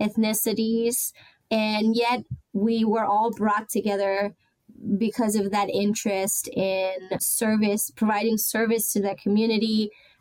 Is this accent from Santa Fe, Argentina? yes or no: yes; Rosario, Santa Fe, Argentina; also born or lived in Barcelona, Spain; now in Baltimore, United States; my city, my hometown, Rosario